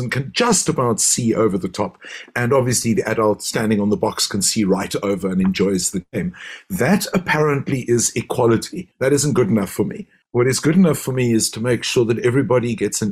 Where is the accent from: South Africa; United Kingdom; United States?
South Africa; Cape Town, Western Cape; as South African Jews, as Cape Town Jews